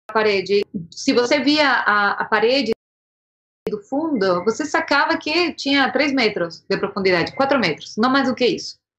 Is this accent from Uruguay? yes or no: yes; Montevideo, Uruguay; Portuguese is a second language; moved away as an adult; also born or lived in São Paulo, Brazil; now in Brazil; Eu sou de Montevideo